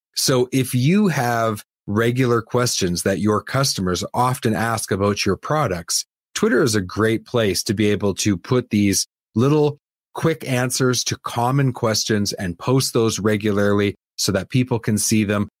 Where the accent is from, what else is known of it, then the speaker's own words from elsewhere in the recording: Canada; I'm Canadian